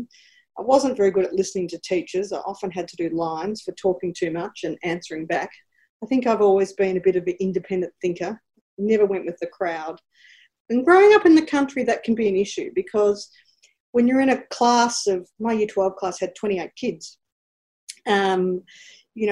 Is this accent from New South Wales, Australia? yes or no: no; Ararat, Victoria, Australia; moved away as an adult; also born or lived in Ballarat, Australia; So I was born in Ballarat because my mother had preeclampsia, but I grew up my entire life in a small country town called Ararat.